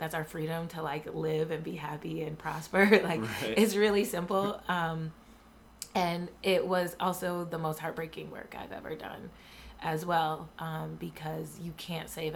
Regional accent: Buffalo, New York, United States; I'm from Buffalo

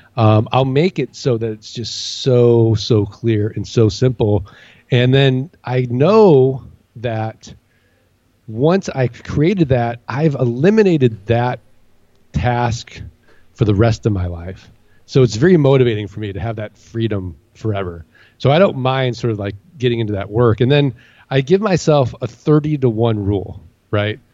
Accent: St. Louis, Missouri, United States; moved away as an adult; now in Phoenix, United States; I grew up in St. Louis.

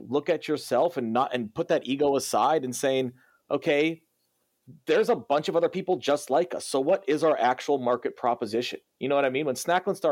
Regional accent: Cedar Rapids, Iowa, United States; moved away; I'm from Cedar Rapids, Iowa originally

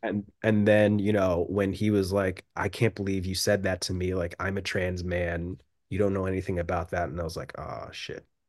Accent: United States; moved away as an adult; also born or lived in London; I'm just this, like, weird mixed American dude

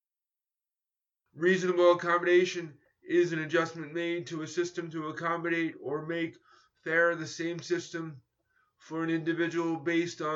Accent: New York, United States; born or raised there

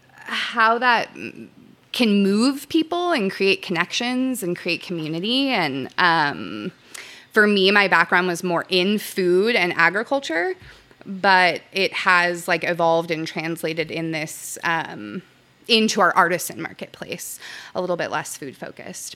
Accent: Southern California, United States; moved away as an adult; also born or lived in Santa Cruz; I moved from Southern California to Santa Cruz to go to school. Um, and for me, I call myself a SoCal survivor

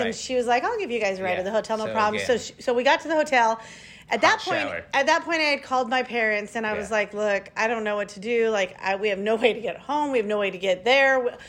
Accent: Fresno, California, United States; we come from Fresno where it does not snow.

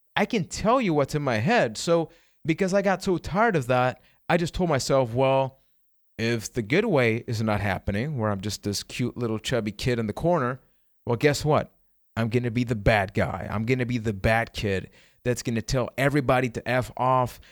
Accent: Puerto Rico; I am from Puerto Rico.

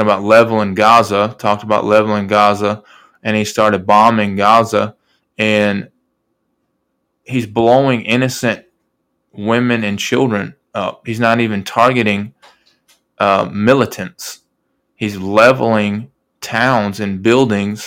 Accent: United States; also born or lived in South Carolina; I'm American, I'm a Christian first

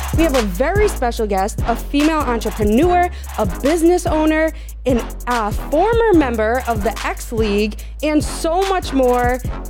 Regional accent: Peabody, Massachusetts, United States; Peabody. The hometown.

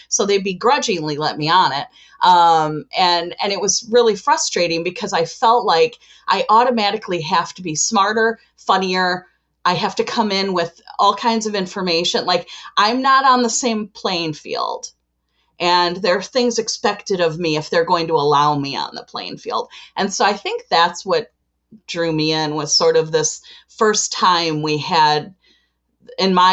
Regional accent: Chicago, Illinois, United States

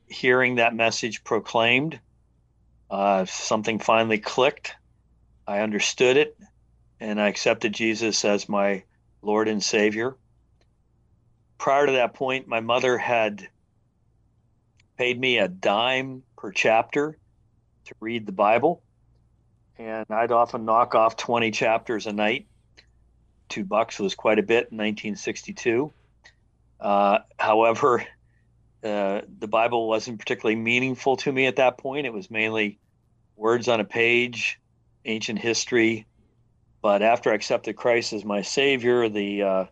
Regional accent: Venango County, Western Pennsylvania, United States; now in Wilmington, United States; I grew up in Western Pennsylvania in a county called Venango

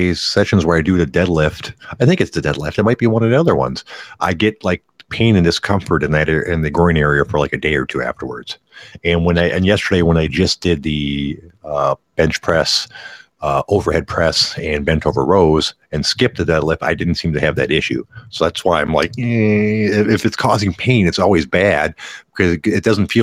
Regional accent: Detroit, Michigan, United States; I'm actually from Detroit. The burbs of Detroit.

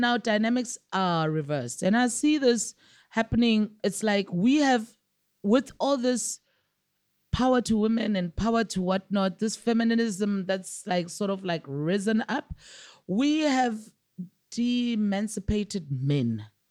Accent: South Africa; I'm a South African all the way for my taxes

